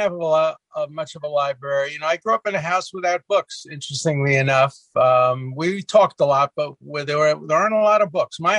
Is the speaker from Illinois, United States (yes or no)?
no; Brooklyn, New York, United States; I was born in Williamsburg.